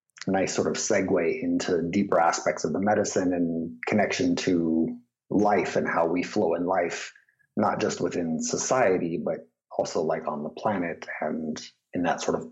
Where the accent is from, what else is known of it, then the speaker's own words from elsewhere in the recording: San Diego, California, United States; I was raised in San Diego, total redneck part of San Diego